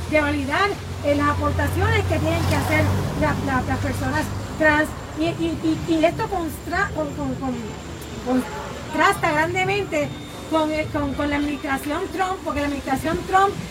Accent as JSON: {"language": "Spanish", "country": "Puerto Rico", "said": "Más allá de que nosotros puertorriqueños nos sentimos orgullosos"}